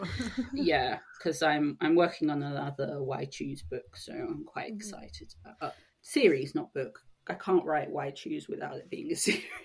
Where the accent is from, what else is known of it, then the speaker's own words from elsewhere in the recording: Sussex, South East England, United Kingdom; I grew up in Sussex